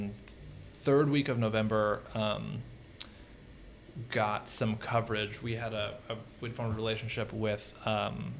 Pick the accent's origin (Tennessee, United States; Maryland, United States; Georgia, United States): Tennessee, United States; East; also born or lived in San Francisco; now in Atlanta, United States; I'm from East Tennessee.